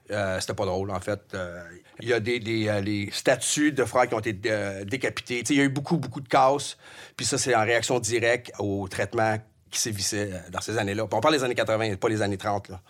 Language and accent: French; Beloeil, Quebec, Canada; also born or lived in Longueuil / Montreal; Je viens de belle oeil Oui, capitale de la vallée du Richelieu. Oui. Ma mère a fait construire sa maison là en 62. Elle, y est toujours d'ailleurs. Alors, euh, je suis né là. J'ai été à l'école, ça rive sud.